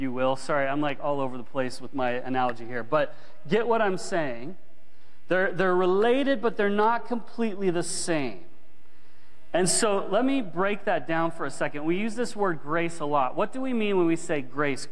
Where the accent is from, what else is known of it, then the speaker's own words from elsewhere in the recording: United States; now in Canada; I grew up in the States